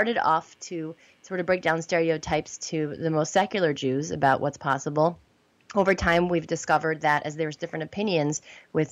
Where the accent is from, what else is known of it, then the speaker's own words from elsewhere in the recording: New York, United States; I grew up near New York City